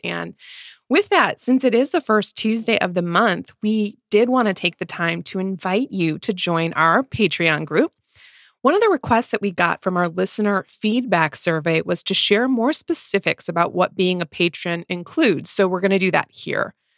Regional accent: Midwest, United States; two Midwest mood readers

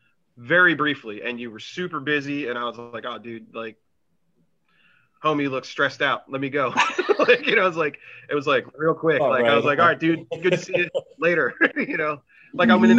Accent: Atlantic City, New Jersey, United States; I'm from Atlantic City

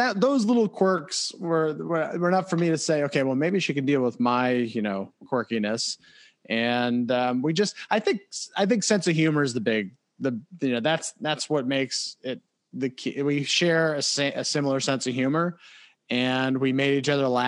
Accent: Caldwell, New Jersey, United States; moved away as an adult; also born or lived in Los Angeles, California; I'm from Caldwell, New Jersey

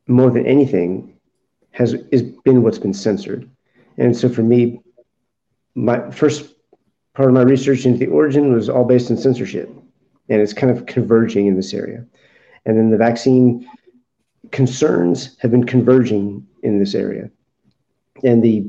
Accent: United States; as an American

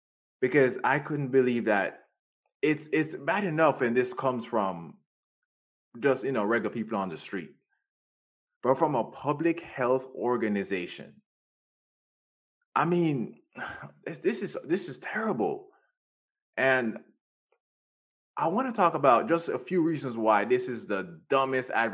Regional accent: Jamaica; now in United States; when I was growing up in Jamaica

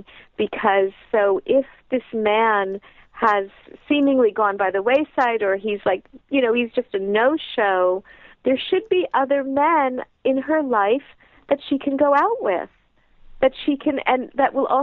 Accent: United States; as American women

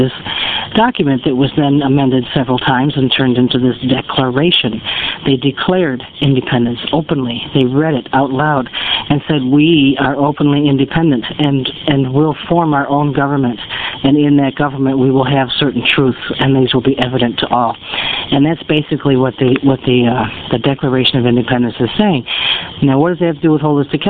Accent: United States; we as an American people

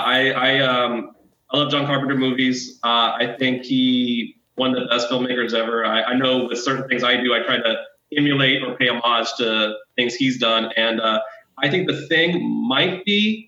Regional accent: Virginia, United States; moved away; also born or lived in Florida; I was raised in Virginia, but I lived in Florida very briefly

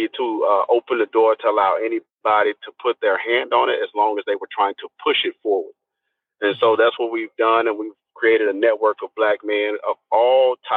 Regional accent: Nashville, Tennessee, United States; moved away; I'm originally from Nashville, Tennessee. I started here. I haven't always lived here, but I've done a lot of work here. I grew up here.

